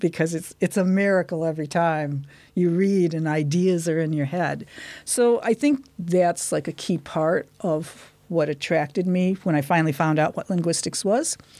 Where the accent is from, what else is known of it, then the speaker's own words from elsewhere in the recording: Detroit, Michigan, United States; moved away as an adult; now in Dunedin, New Zealand; I'm from Detroit, Michigan